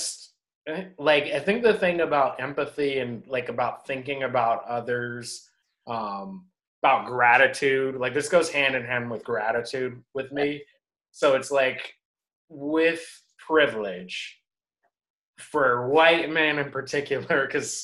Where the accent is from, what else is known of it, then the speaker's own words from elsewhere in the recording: United States; I'm born in the USA, I'm a US citizen